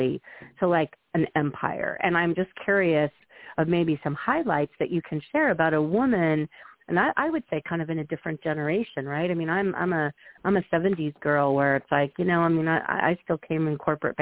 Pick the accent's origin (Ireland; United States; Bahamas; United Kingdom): United States; Midwest; I'm from the Midwest, so there was a lot of horse riding in my background.